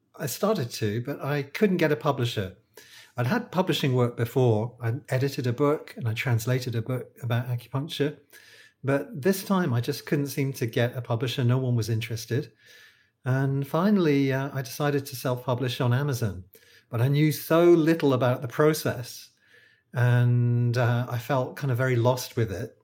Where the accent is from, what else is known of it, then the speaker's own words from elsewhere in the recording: United Kingdom; accent: British; moved away as an adult; now in Malaysia; I'm a British acupuncturist. I think you can probably tell from my accent, uh, but I don't live in the U K. I live in Malaysia.